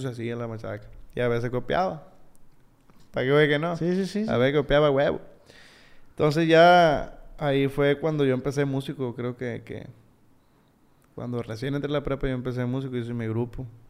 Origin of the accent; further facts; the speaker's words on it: Sinaloa, Mexico; also born or lived in United States (born) / Culiacán, Sinaloa; Fui a la primaria en el rancho. Fui a la secundaria en la Laguna Colorada. a ver, eh. Vine a la, a la prepa